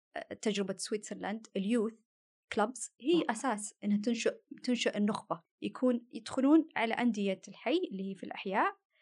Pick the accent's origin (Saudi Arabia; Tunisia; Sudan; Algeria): Saudi Arabia; also born or lived in Australia; انا سعوديه بس انسايدر اوتسايدر